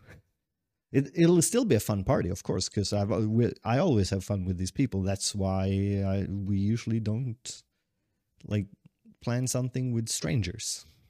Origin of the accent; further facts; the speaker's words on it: Sweden; also born or lived in Tokyo, Japan; i've been holed up in my hometown for so long